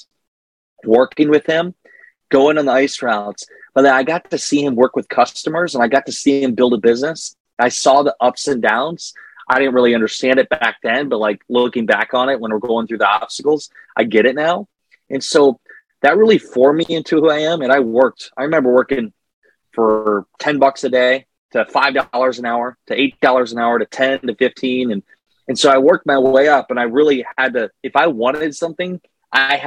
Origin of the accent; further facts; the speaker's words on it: Northeast Iowa, United States; I grew up in Northeast Iowa